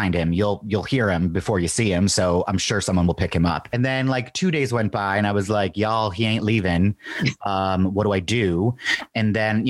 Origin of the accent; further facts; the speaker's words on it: Cleveland, Ohio, United States; now in New Orleans, United States; I am from Cleveland, Ohio. I'm nowhere near a farm